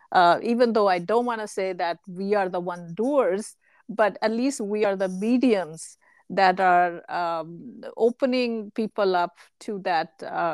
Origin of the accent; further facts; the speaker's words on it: India; now in United States; Actually, the analogy that comes to mind is when we moved to US from India.